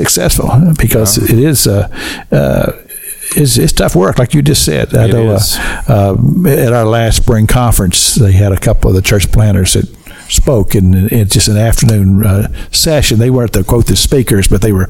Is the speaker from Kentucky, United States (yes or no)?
yes; Kentucky, United States; moved away; I'm from Kentucky.